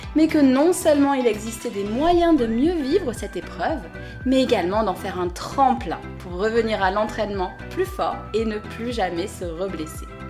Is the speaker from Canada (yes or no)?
no; France; je suis française